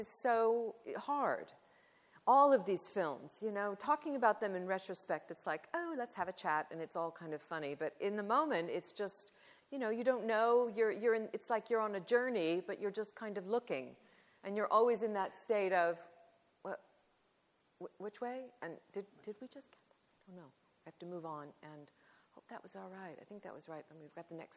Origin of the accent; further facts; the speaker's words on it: Southern California, United States; I'm from California. I grew up in Southern California at that time.